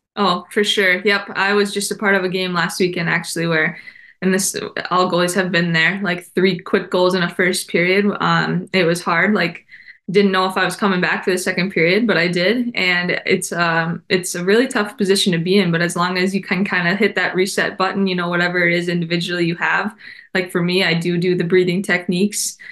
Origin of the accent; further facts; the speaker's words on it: Minnesota, United States; my home state